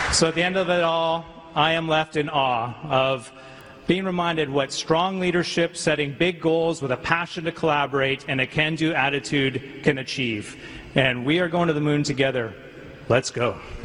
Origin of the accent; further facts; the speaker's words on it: Canada; as a Canadian